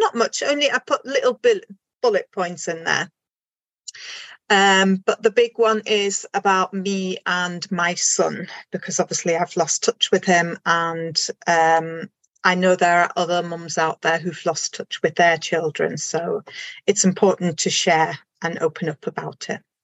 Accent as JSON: {"language": "English", "country": "Germany", "also_born_or_lived": "Isle of Anglesey, Wales", "moved": "as an adult", "lives_now": "Anglesey, United Kingdom", "said": "I am originally from Germany and then I moved to the UK. This is going back now 23 years."}